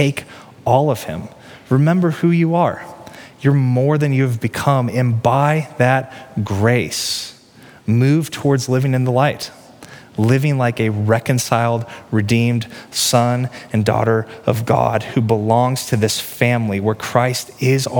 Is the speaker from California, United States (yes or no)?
no; Peculiar, Missouri, United States; moved away as an adult; now in Johnson County, Kansas, United States; I grew up in Peculiar, which is redneck town in Cass County on the Missouri side